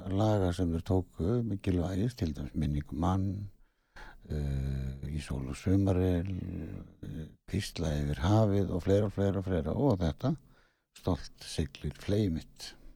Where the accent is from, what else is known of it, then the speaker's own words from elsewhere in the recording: Ísafjörður, Westfjords, Iceland; ég er nú frá Ísafjörði